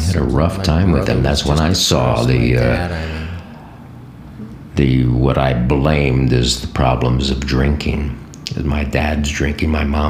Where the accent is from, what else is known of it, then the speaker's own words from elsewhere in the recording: Ohio, United States; moved away as an adult; also born or lived in New York; I took off from Ohio.